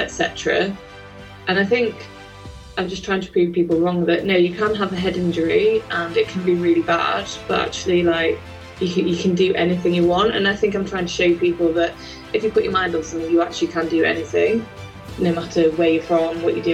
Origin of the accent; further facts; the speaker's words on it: Leeds, Yorkshire and the Humber, United Kingdom; moved away as an adult; also born or lived in Northampton; I'm originally from Leeds, very proud